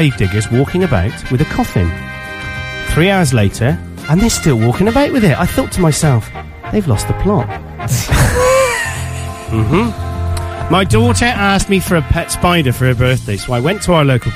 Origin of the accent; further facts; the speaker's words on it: United Kingdom; we're British